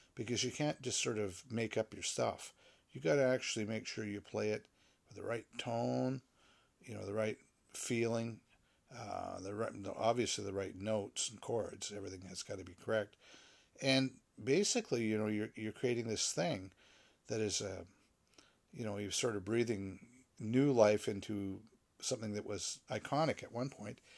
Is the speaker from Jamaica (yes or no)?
no; Canada; I am a Canadian